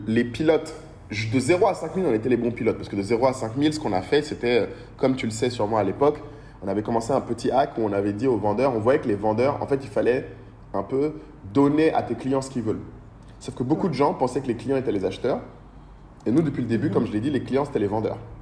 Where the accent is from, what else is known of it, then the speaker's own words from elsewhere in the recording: Bamako, Mali; moved away as an adult; also born or lived in Paris / Lille / Abidjan; J'ai grandi à Bamako euh, depuis que je suis tout petit jusqu'à mon lycée, jusqu'à mon bac.